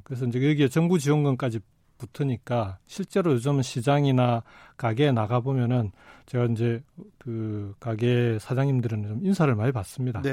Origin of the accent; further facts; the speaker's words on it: Jinju, South Gyeongsang, South Korea; also born or lived in Goseong, South Gyeongsang; 고향이 경남 고성이고 예. 초중고등학교를 경남 진주에서 다 졸업을 했는데